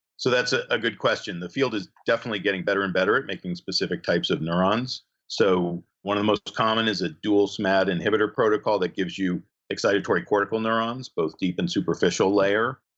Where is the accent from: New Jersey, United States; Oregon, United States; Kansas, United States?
New Jersey, United States; moved away as an adult; also born or lived in California / Connecticut; now in Michigan, United States; I grew up in New Jersey